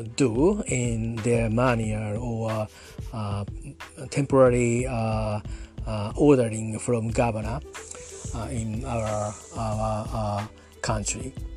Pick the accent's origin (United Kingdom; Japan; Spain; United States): Japan; Yokohama, Kanagawa; English is a second language; I'm talking from Japan at near my hometown. No, no, no my hometown. Not near, just just my hometown. Uh, near uh, Yokohama Harbor.